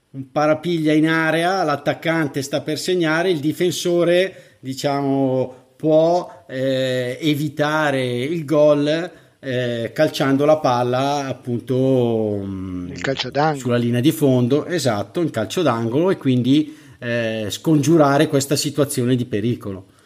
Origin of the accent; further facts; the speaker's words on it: Bergamo, Lombardy, Italy; oppure quando dici all'estero sono di Bergamo, ma magari capita anche, anche tuttora, ah, ti dicono subito la squadra della tua città, Atalanta.